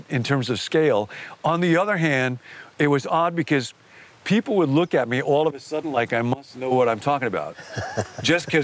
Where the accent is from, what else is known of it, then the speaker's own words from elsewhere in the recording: Rockford, Illinois, United States; moved away as an adult; also born or lived in California; I grew up in Rockford, Illinois, which is a Swedish town